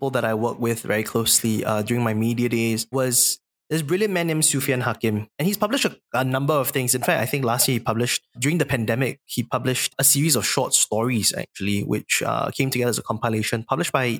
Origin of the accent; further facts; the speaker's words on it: Singapore; a Singaporean Chinese male